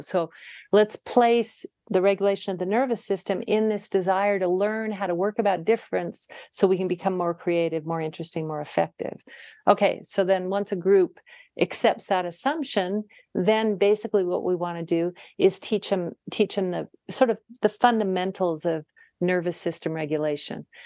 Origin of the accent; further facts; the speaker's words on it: Utah, United States; moved away as an adult; also born or lived in Seattle; I moved back to my home state of Utah